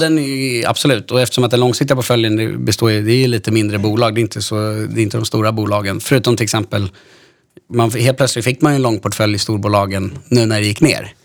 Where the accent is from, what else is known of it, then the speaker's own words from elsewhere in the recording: Stockholm, Stockholm County, Sweden; Jag är 31 år från Stockholm